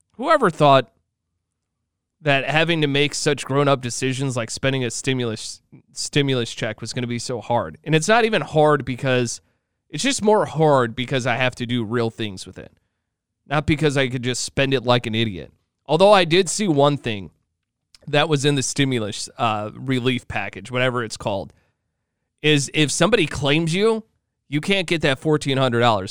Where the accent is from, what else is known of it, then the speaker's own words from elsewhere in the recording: Illinois, United States; moved away; I'm originally from Illinois